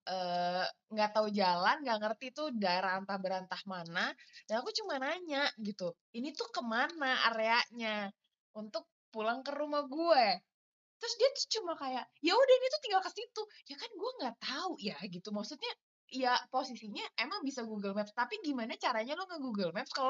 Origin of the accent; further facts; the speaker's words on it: South Jakarta, Jakarta, Indonesia; sama yang kedua kan saya anak Jakarta Selatan banget ya.